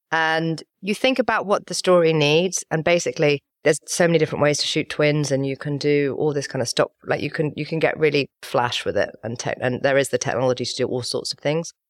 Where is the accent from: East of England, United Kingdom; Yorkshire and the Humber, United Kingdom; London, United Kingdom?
London, United Kingdom; also born or lived in Wilmington, North Carolina; went to school and everything and grew up in England, grew up in London